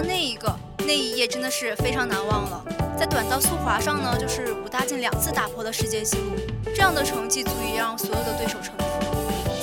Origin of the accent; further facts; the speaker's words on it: the North, northern China, China; moved away; 在我的老家